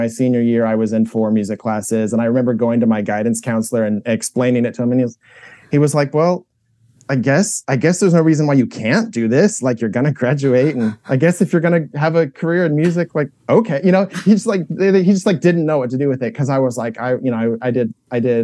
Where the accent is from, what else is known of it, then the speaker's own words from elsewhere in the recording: Indianapolis, Indiana, United States; I grew up in Indianapolis